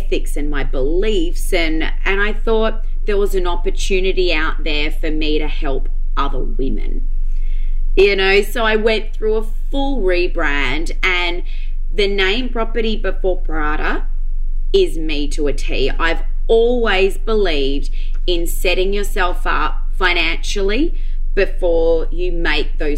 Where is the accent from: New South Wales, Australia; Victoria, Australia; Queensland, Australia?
Queensland, Australia; Noosa Heads; moved away; also born or lived in Melbourne; I grew up in Noosa, moved to Melbourne